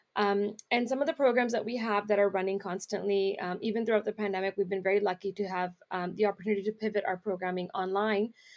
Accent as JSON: {"language": "English", "town": "Brampton", "region": "Ontario", "country": "Canada", "tie": "born or raised there", "said": "we're in the Brampton area because that's where I'm from. That's where I grew up"}